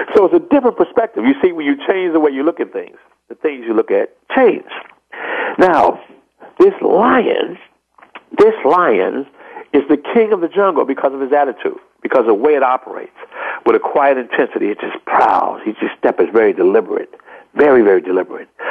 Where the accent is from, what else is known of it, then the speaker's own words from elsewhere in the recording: Chicago, Illinois, United States; I'm from Chicago, Illinois